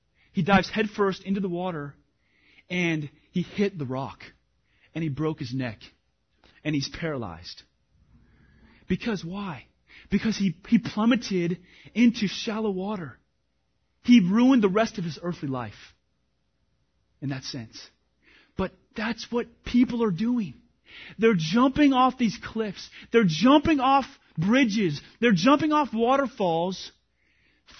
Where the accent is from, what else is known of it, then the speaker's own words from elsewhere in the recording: Washington, United States; moved away; I grew up in Washington